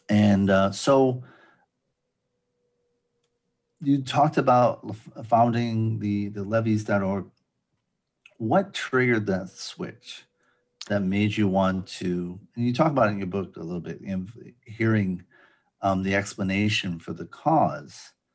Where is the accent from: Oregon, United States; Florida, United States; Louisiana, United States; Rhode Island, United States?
Rhode Island, United States; Providence; I'm from Providence. We have a hurricane gate that closes when, you know, there's a hurricane.